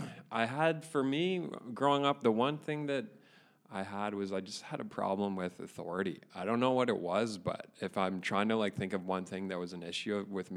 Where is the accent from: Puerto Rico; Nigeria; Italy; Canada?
Canada; Caledon, Ontario; I grew up in Inglewood